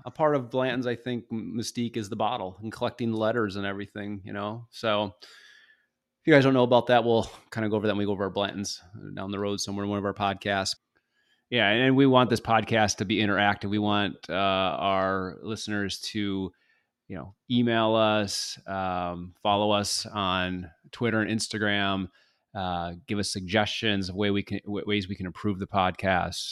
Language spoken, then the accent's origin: English; Michigan, United States; now in Florida, United States; I'm originally from Michigan